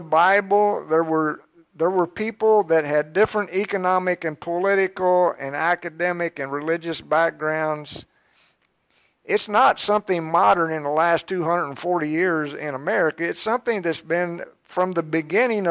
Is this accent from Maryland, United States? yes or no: no; Georgetown, Kentucky, United States; I started out in Georgetown, I was born in Georgetown, and I went to school in Scott County for a few years till third grade